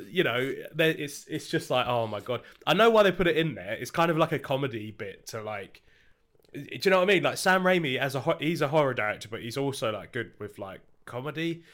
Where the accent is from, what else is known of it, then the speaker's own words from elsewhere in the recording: United Kingdom; we're British